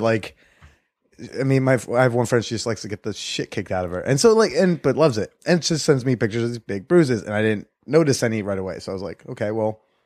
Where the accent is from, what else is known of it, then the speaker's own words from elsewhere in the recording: New Jersey, United States; moved away; I'm actually gonna be in Jersey soon, in the dirty Jers, in my home state